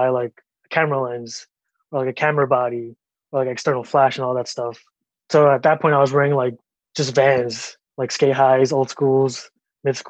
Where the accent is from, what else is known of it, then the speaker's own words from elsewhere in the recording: Long Island, New York, United States; Growing up, I was raised in Long Island